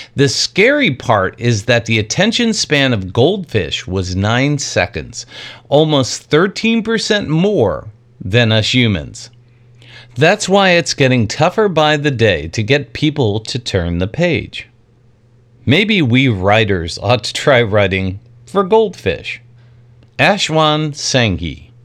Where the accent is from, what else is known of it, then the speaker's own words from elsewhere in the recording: New York, United States; I grew up in New York in a very Italian family